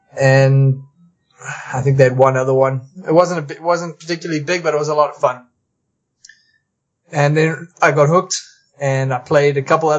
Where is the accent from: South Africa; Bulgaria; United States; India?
South Africa; now in Canada; I was originally from South Africa. Immigrated here in December 1999. And I became a Canadian citizen a couple years later.